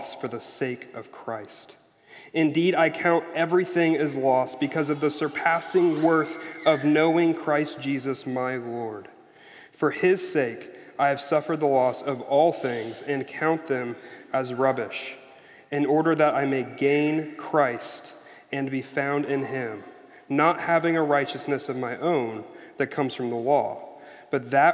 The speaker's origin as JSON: {"language": "English", "region": "Missouri", "country": "United States", "said": "I'm from Missouri, so I'm saying Frobisher"}